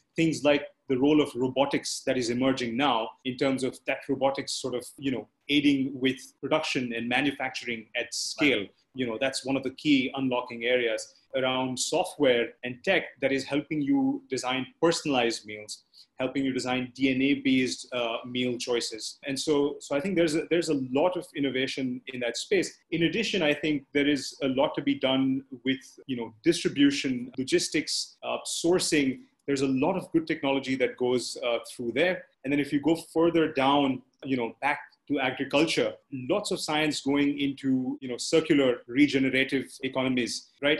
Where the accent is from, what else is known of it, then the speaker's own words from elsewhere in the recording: India; being an Indian